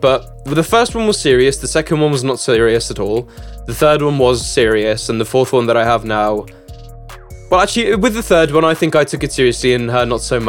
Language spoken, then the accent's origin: English; Czechia; Czech Republic